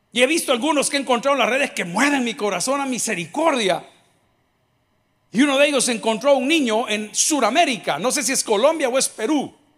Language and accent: Spanish; El Salvador; Nosotros como salvadoreños